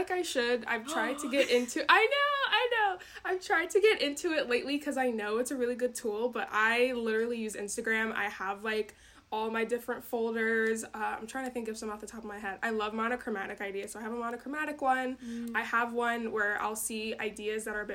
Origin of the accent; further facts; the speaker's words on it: Georgia, United States; now in Wisconsin, United States; I'm actually from Georgia. I moved up to Wisconsin